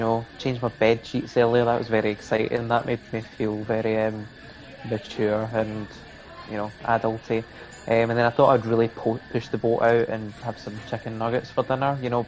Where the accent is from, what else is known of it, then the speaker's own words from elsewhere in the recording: Kilmarnock, Scotland, United Kingdom; I'm from Kilmarnock